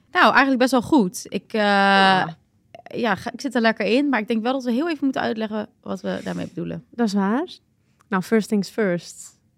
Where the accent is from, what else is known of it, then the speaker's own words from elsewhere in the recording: Balearic Islands, Spain; born there; ik denk dat dat wel, omdat ik echt sinds baby, ik ben geboren in Mallorca. En mijn moeder en mijn vader waren daar toen heen verhuisd.